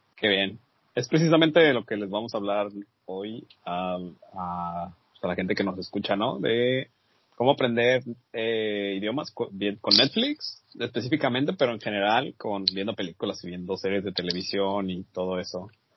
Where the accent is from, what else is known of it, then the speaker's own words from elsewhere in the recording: Mexico; uno como mexicano